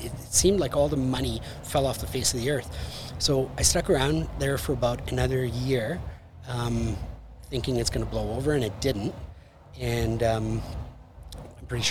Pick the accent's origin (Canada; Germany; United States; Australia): Canada; Winnipeg, Manitoba; moved away as an adult; also born or lived in Costa Rica; I was from Winnipeg to Costa Rica, right, and then back to Winnipeg.